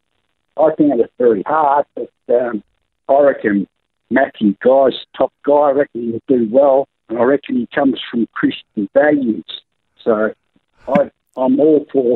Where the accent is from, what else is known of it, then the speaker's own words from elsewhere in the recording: Gippsland, Victoria, Australia; moved away as an adult; also born or lived in Morwell, Victoria; now in Broken Hill, Australia; I come from Gippsland in Victoria. I'm living in Broken Hill, New South Wales.